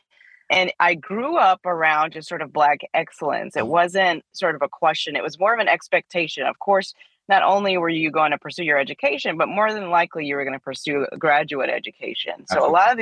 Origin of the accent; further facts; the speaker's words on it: Youngstown, Ohio, United States; I grew up in the Midwest. I grew up in Youngstown, Ohio, sort of near LeBron country